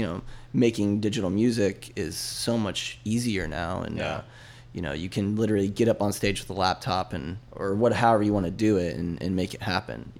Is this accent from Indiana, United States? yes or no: no; Tampa, Florida, United States; now in St. Petersburg, United States; I was born and raised in Tampa, and I crossed the bridge about 7 years ago